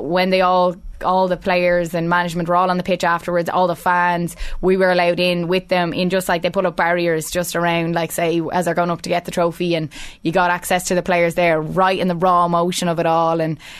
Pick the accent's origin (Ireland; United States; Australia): Ireland; Leinster; no matter where I go and I say I'm from Meath, they say, geez, the women are some team